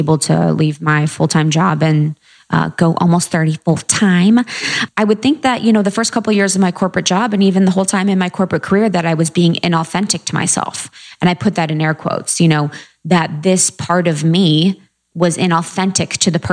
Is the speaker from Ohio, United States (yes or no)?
yes; a small town in Ohio, United States; moved away as an adult; also born or lived in Chicago / New York; I grew up in a small town in Ohio